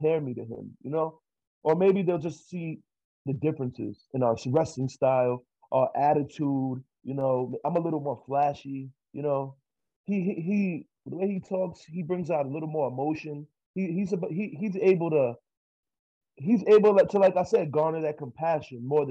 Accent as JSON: {"language": "English", "region": "New York", "country": "United States", "moved": "yes", "lives_now": "Los Angeles, United States", "said": "I'm from New York"}